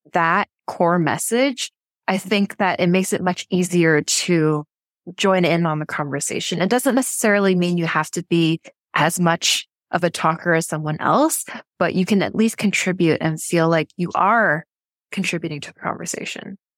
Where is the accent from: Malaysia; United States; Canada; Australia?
Canada; Vancouver, British Columbia; moved away as an adult; also born or lived in South Korea / Vietnam; so I'm from Vancouver, Canada, but I haven't actually lived there in over nine years